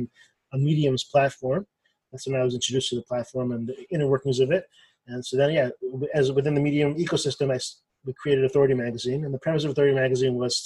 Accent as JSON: {"language": "English", "town": "Los Angeles", "region": "California", "country": "United States", "tie": "born or raised there", "also_born_or_lived": "Boston, Massachusetts / Baltimore, Maryland", "moved": "as an adult", "lives_now": "Maryland, United States", "said": "I grew up in Los Angeles, California, and I moved to the East Coast for school"}